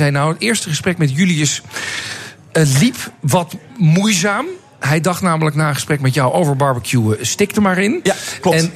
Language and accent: Dutch; Netherlands; Zijn wij Nederlanders goed, hierin?